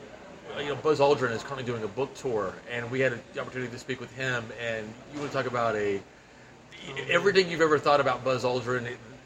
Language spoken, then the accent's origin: English; Dallas, Texas, United States; the Dallas premiere in Colton's hometown, my hometown?